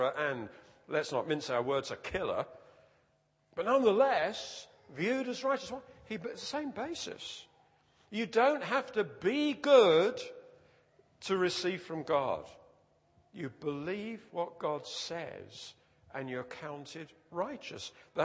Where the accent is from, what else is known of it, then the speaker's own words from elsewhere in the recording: United Kingdom; We're British